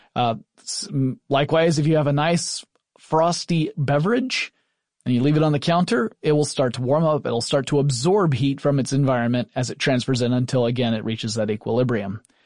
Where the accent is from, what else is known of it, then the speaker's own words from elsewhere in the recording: Atlanta, Georgia, United States; I grew up essentially in the Atlanta area. I am a Southerner.